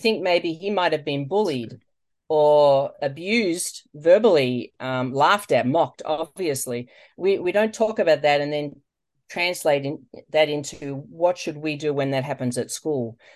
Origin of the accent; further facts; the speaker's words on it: Australia; moved away as an adult; now in United States; You probably can't tell from my voice, um, that I'm from Australia, but I am.